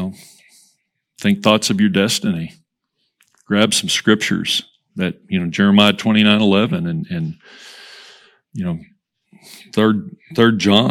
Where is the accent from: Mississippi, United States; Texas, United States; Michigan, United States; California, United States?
Texas, United States; Hereford; growing up in Hereford, the little Westway Community Church